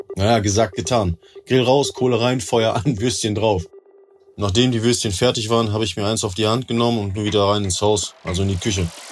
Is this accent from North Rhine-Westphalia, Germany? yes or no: yes; Rheine, North Rhine-Westphalia, Germany; ich bin 33 Jahre alt, ich komme aus Rheine